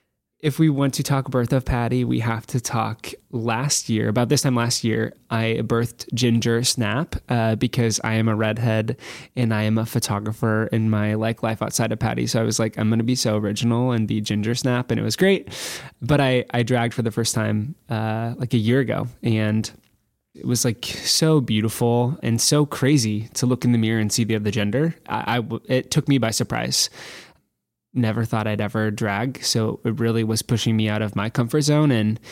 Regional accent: Nebraska, United States; Born and raised, middle of nowhere, cornfield America, but love it so much.

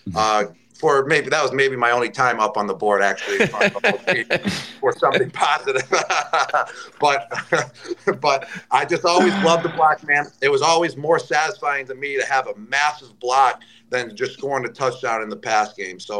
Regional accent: Buffalo, New York, United States; moved away; also born or lived in New England / Tampa; in my hometown, to be in the MAC at the University of Buffalo?

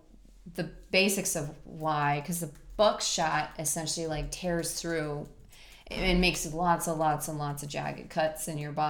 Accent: Texas, United States; We're from Texas.

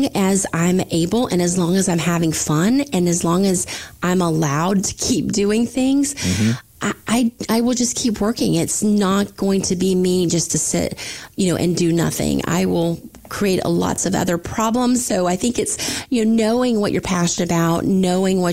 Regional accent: Florida Panhandle, United States; accent: southern drawl; moved away; I'm from the Panhandle, Florida, so I do have that southern draw, especially when I go visit my family.

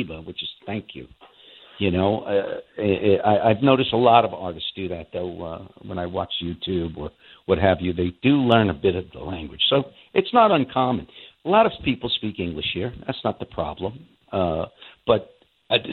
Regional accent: United States; moved away as an adult; now in Russia; I'm an American. I'm an Italian-American, specifically. But I'm an American first, and I'll always be.

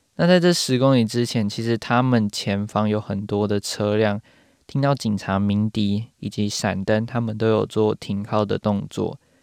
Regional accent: Taiwan; now in New Zealand; 身为台湾人住在纽西兰的我

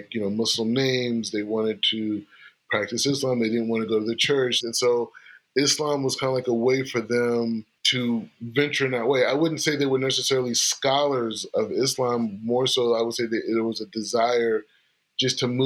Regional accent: California, United States; also born or lived in Springfield, Ohio / Los Angeles; I moved to California when I was like 2 years old

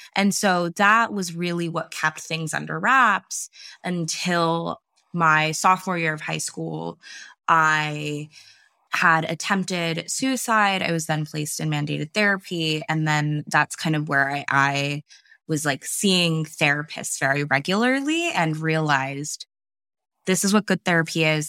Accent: California, United States; I am based in California. Um, I grew up here for the most part, and I've lived kind of all over the United States

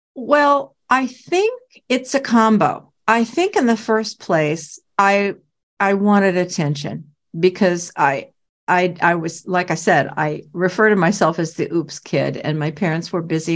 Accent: Portland, Oregon, United States; I was from Portland, Oregon

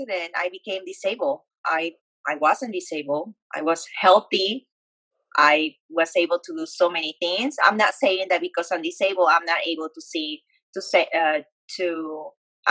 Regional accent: Peru; moved away as an adult; now in Dallas, United States; I grew up in Peru and I moved to the States when I was 19 years old

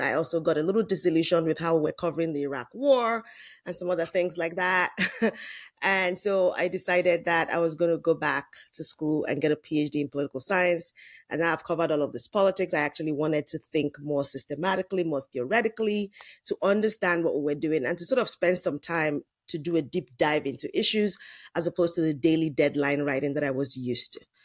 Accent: Lagos, Nigeria; moved away as an adult; now in United States; I grew up in Lagos, Nigeria

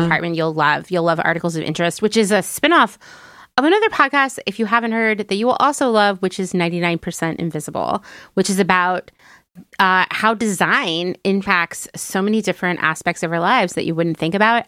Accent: Pennsylvania, United States; where I grew up in Pennsylvania

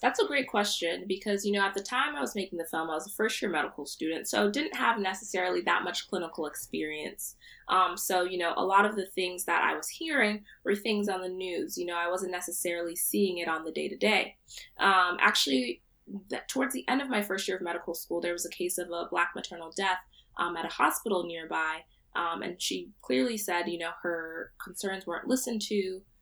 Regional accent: central New Jersey, United States; moved away as an adult; now in Providence, United States; I'm from central New Jersey. Uh, my parents are Nigerian, uh, but I was born here, so I identify as a Nigerian American woman

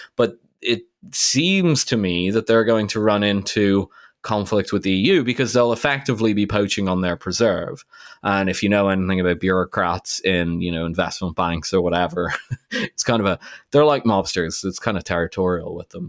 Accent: Ireland; I grew up in Ireland, Ireland was close to being a developing country in the late eighties

